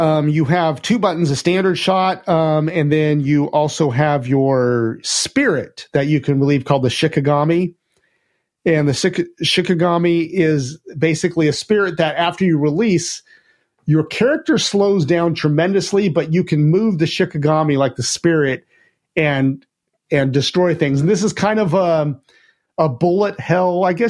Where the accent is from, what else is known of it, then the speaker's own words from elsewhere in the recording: United States; Well, I mean, I'm American, so I want, like, I want guns and, like, grenades and all sorts of stuff